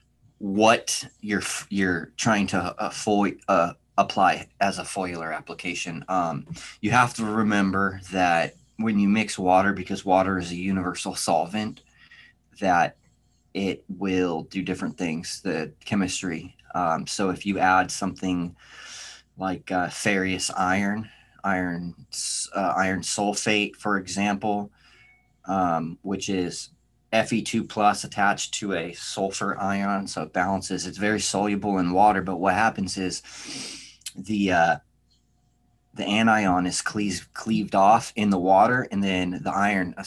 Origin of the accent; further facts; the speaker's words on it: San Diego, California, United States; moved away as an adult; now in Oklahoma, United States; I'm originally from San Diego